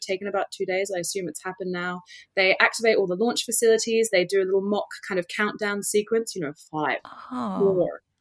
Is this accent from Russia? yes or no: no; England, United Kingdom; moved away; I'm from England originally